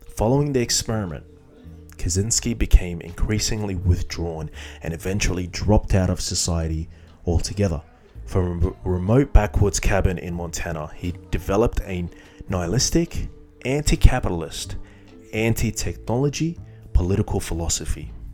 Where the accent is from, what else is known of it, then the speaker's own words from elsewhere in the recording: Iraq; Iraq, my home country